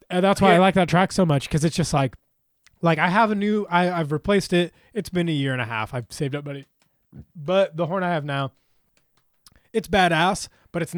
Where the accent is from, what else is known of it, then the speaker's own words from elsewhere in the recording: Huntington Beach, California, United States; I grew up in Huntington Beach.